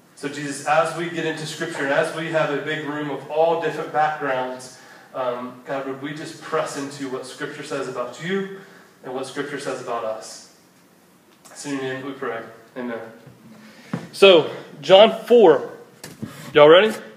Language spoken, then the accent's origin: English; Cumming, Georgia, United States; also born or lived in Statesboro, Georgia; my hometown of Cummings